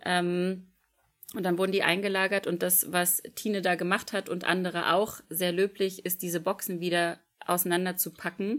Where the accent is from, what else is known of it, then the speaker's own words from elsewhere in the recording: Germany; ich als Berliner, also als aus Berlin-Brandenburg kommt